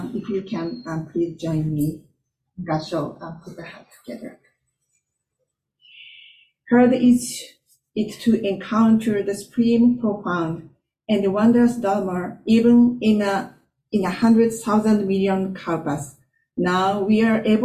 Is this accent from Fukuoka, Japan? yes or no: yes; Fukuoka, Japan; English is a second language; moved away as an adult; now in Minnesota, United States; I grew up in the Jodo Shinshu temple in Japan